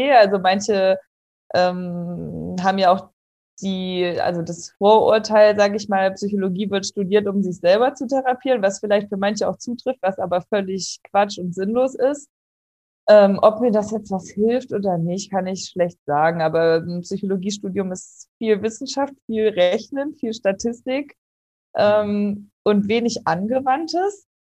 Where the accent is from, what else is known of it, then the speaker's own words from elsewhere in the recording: Kassel, Hesse, Germany; now in Karlsruhe, Germany; ich bin 27 Jahre alt, ich komme aus Kassel, wohne mittlerweile in Karlsruhe